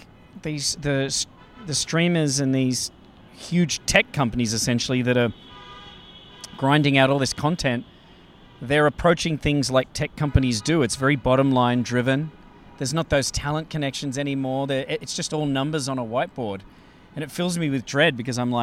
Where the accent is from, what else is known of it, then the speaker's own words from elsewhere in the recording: Australia; moved away as an adult; now in Los Angeles, United States; I'm from Australia